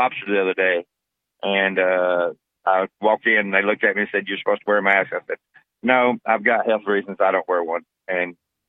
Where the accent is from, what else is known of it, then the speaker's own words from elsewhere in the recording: Cleveland, Tennessee, United States; I'm from Cleveland